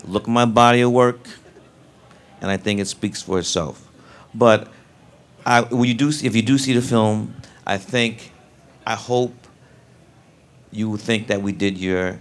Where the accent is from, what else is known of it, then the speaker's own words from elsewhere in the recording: New York City, New York, United States; I'm from Brooklyn